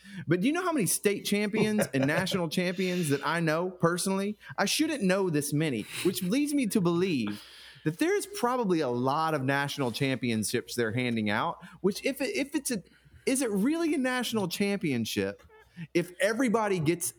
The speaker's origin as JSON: {"language": "English", "region": "Kentucky", "country": "United States", "tie": "born or raised there", "said": "my hometown in Kentucky, little rural town in Kentucky"}